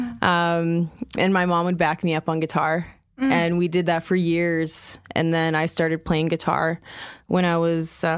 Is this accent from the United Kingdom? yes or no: no; Paddle Prairie Métis Settlement, Alberta, Canada; now in Calgary, Canada; I am from the Paddle Prairie Métis Settlement, currently residing in Calgary.